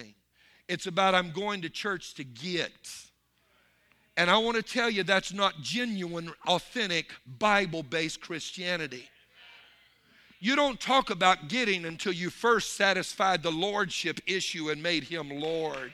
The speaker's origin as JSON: {"language": "English", "region": "Louisiana", "country": "United States", "said": "I'm from Louisiana"}